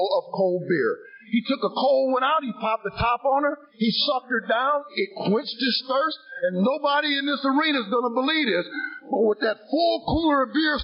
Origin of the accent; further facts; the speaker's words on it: Sandusky, Ohio, United States; I was born in the city of Sandusky, Ohio, the second of three boys. I was raised in a Christian home